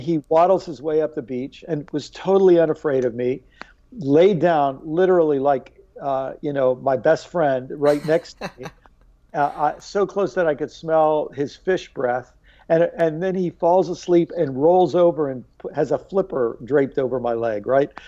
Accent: Maryland, United States; also born or lived in New York / Illinois; spent most of my life in Maryland

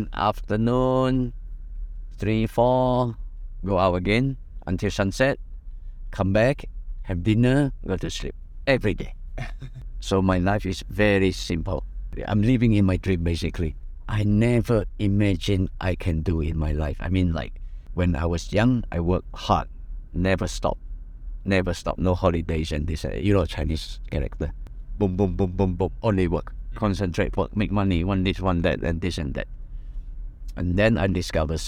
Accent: London, United Kingdom; moved away; I was from England, from London

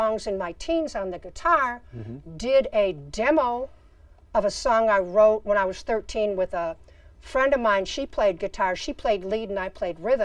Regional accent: Chicago, Illinois, United States; I grew up in Chicago.

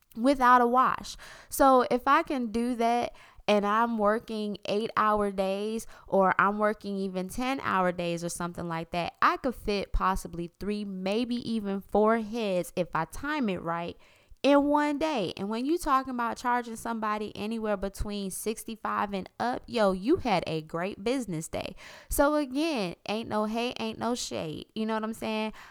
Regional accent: South Florida, United States; I'm from South Florida

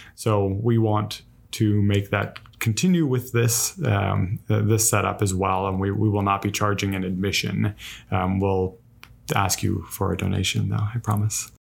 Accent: Los Angeles, California, United States; moved away as an adult; now in Savannah, United States; I'm actually from Los Angeles originally, and moved out here

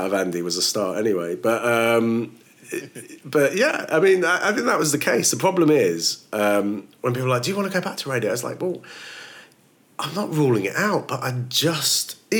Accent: Woking, South East England, United Kingdom; moved away as an adult; also born or lived in Kent / The Hague, Netherlands / Bradford; So I was born in Kent, but then when I was about one, I moved to Holland, to The Hague, and then moved back to the UK when I was five. Grew up in Woking, which is just outside of London.

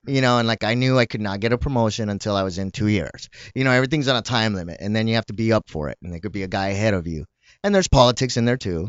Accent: El Paso, Texas, United States; moved away; also born or lived in Southgate, California / Paramount, California; I grew up in El Paso and then when I lived here, I lived in Southgate or Paramount

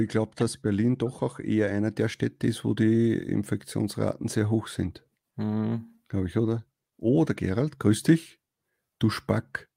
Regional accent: Upper Austria, Austria; bei uns Oberösterreichern

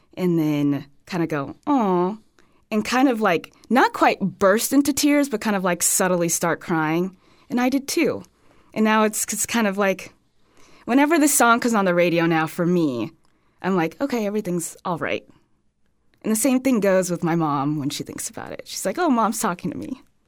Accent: Los Angeles, California, United States; moved away as an adult; also born or lived in San Francisco / Medford, Oregon; now in Fort Myers, United States; I grew up in Los Angeles, California, born and raised

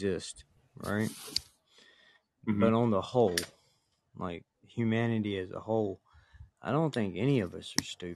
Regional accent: the South, United States; accent: redneck, drawn-out

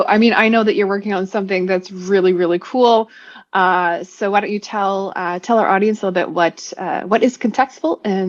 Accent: Saskatchewan, Canada; I'm from Saskatchewan

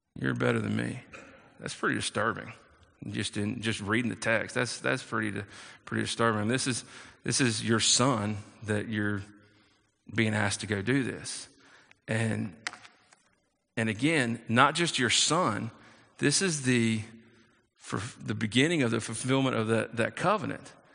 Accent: South Carolina, United States; I was raised in, in South Carolina, and, and so I'm from the South

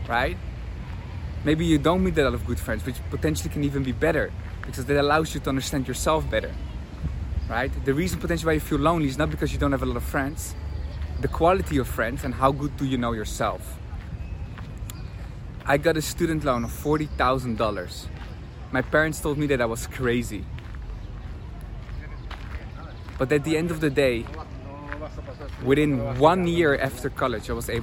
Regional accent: Amsterdam, North Holland, Netherlands; English is a second language; moved away as an adult; also born or lived in Tel Aviv, Israel; I'm from Amsterdam, where university is free

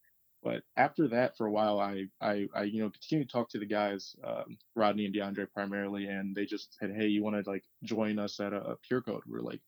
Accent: Ann Arbor, Michigan, United States; born there; also born or lived in Farmington / Detroit; So I was born in Ann Arbor. At the time, mom was going to U of M. And from there, we moved around a lot as a kid.

